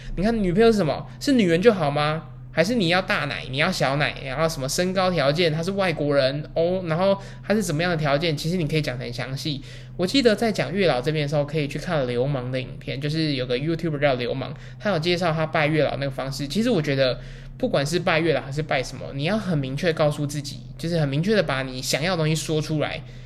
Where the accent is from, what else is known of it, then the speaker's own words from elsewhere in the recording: Taiwan; 我们台湾